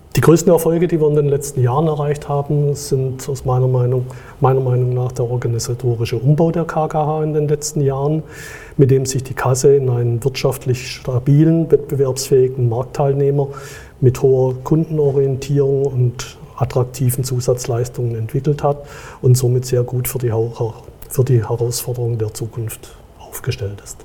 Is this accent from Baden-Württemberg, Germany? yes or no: yes; Stuttgart, Baden-Württemberg, Germany; Ich komme aus Stuttgart